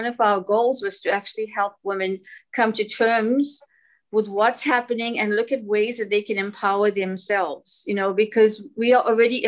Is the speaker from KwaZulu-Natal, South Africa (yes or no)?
yes; Durban, KwaZulu-Natal, South Africa; I'm actually from Durban, South Africa